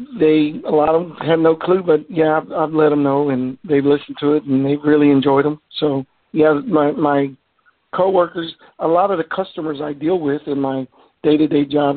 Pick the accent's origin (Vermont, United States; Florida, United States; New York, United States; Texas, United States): Texas, United States; Mission; now in Grand Prairie, United States; I grew up down in South Texas, down in Mission, town. It's a small town down in South Texas near the border. They call it the Rio Grande Valley